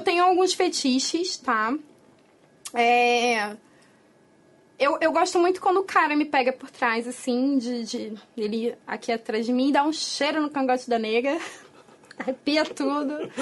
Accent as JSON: {"language": "Portuguese", "region": "Rio de Janeiro", "country": "Brazil", "said": "a gente é carioca"}